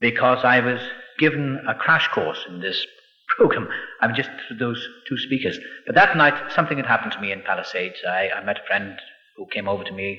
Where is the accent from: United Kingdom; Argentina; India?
United Kingdom; Wales; also born or lived in Los Angeles, California; now in England; I was born across the water in Wales. I'm Welsh